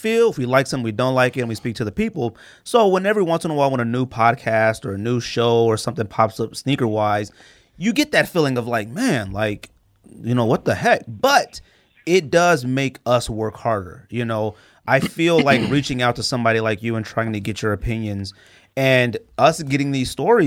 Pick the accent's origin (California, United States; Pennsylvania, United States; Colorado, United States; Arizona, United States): Arizona, United States; we're in Arizona. We're from Arizona, right? We live in Arizona right now